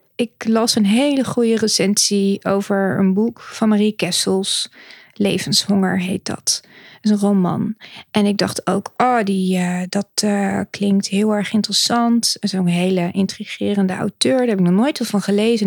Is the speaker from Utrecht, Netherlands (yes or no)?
yes; Utrecht, Netherlands; now in The Hague, Netherlands; ik ben eigenlijk geboren in Utrecht